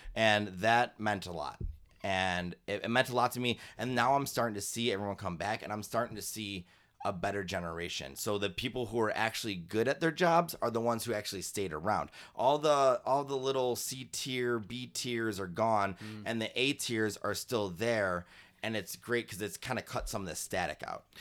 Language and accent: English; Chicago, Illinois, United States; Keeler is the street I grew up on on the south side back when I was a kid, and it's Chicago